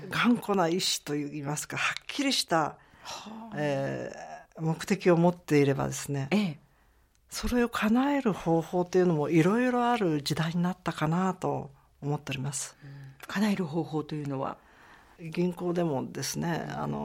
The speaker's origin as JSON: {"language": "Japanese", "region": "Gunma", "country": "Japan", "said": "あのやはり群馬の出身でございますからもろカカア殿下かもしれ"}